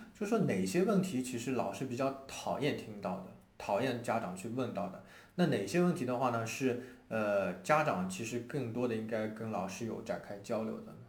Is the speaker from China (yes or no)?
yes; China; 我们中国人说话